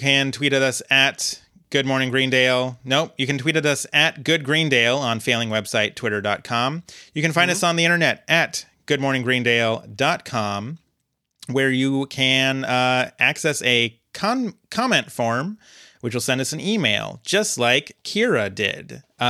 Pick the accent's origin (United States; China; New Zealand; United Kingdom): United Kingdom; And I'm also British, so I can't really comment on how this fit into the American views on queerness at the time.